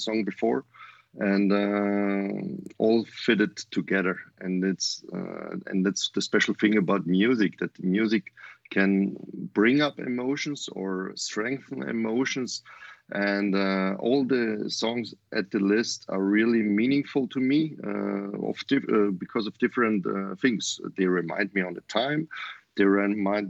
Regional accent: Voitsberg, Styria, Austria; English is a second language; moved away as an adult; also born or lived in Vienna, Austria / Greece / Germany / United States; My hometown is Voitsberg

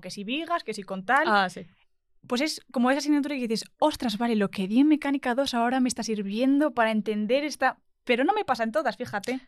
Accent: Albolote, Andalusia, Spain; moved away as an adult; now in Madrid, Spain; Yo soy de Granada, de un pueblo de Albolote

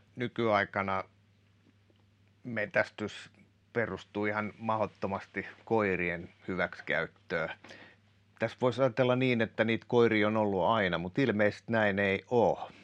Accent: Kotka, Kymenlaakso, Finland; also born or lived in Päijät-Häme; mä kun tuun Kotkasta

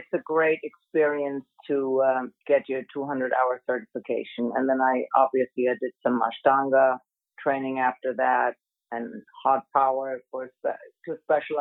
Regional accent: Germany; moved away as an adult; also born or lived in Miami / Boston; I'm originally born and raised in Germany

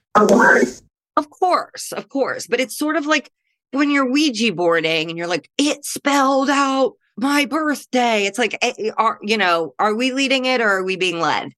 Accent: Midwest, United States; now in Los Angeles, United States; I'm a Midwesterner in L

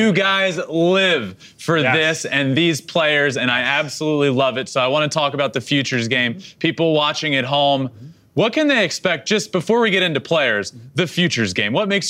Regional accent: Richmond, Virginia, United States; I'm from the Richmond area

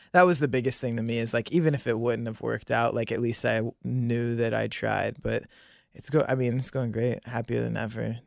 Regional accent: Monroe, Ohio, United States; also born or lived in New Bern, North Carolina; I grew up in Monroe

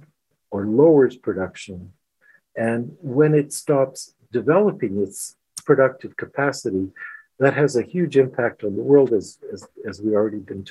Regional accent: Canada; moved away as an adult; now in Ukraine; As being a Canadian, you know, so some of the people that I work with are Americans

